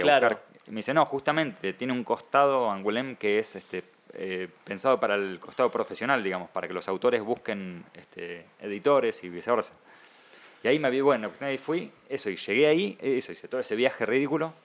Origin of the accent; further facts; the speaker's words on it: Argentina; soy argentino